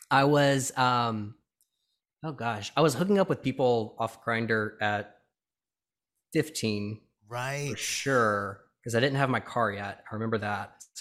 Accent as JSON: {"language": "English", "town": "Birmingham", "region": "Alabama", "country": "United States", "tie": "born or raised there"}